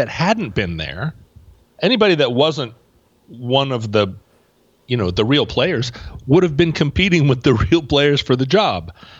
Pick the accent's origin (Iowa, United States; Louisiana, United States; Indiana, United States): Louisiana, United States; New Orleans; I'm from New Orleans.